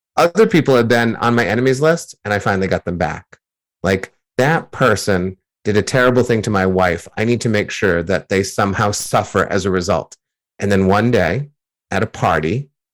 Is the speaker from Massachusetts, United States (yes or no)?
yes; near Boston, Massachusetts, United States; growing up near Boston as a Yankees fan